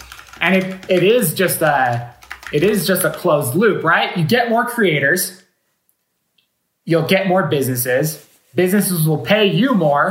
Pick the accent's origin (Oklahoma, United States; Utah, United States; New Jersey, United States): Utah, United States; I'm actually from Utah